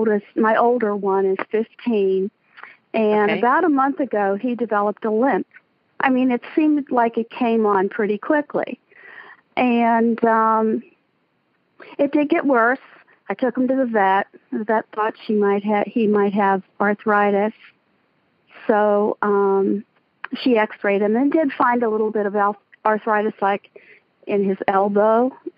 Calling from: Pennsylvania, United States; I'm calling from Pennsylvania.

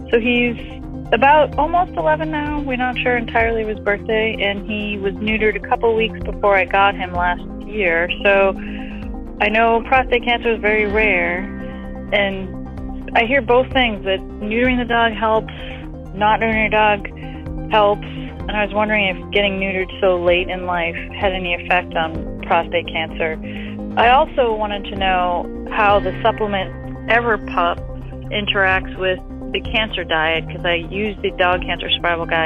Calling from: Annapolis, Maryland, United States; I'm calling from Annapolis, Maryland.

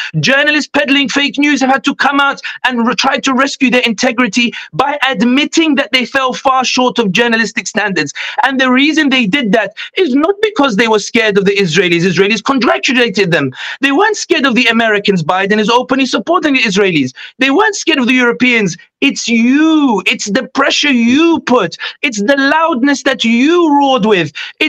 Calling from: London, United Kingdom; I'll be honest with you, I'm speaking from London. I know you guys are in the US

